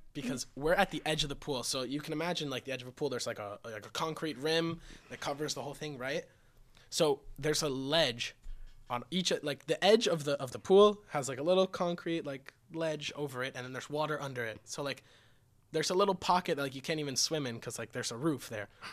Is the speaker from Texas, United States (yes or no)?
no; Florida, United States; I'm from Florida